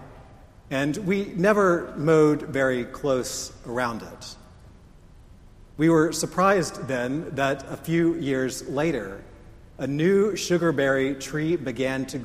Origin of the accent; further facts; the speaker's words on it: United States; I'm an American